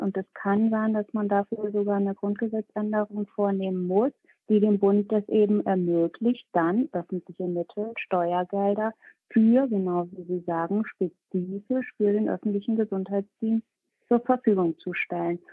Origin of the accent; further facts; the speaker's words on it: Bremen, Germany; Bremen, mein Bundesland, äh, mein Heimatbundesland